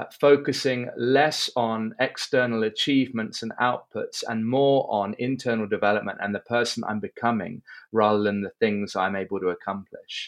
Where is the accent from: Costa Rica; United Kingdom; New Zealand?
United Kingdom; London; moved away as an adult; now in Cape Town, South Africa; I'm from London originally. And have been living in Cape Town, South Africa for the last 15 years. I moved here age 23